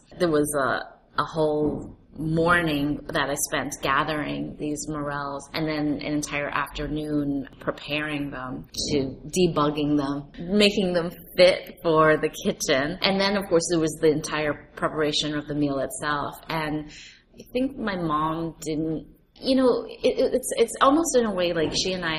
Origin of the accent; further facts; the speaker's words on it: New York City, New York, United States; New York City, which is my hometown